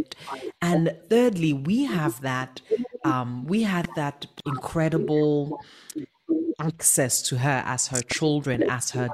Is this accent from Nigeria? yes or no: yes; Nigeria; we're Nigerian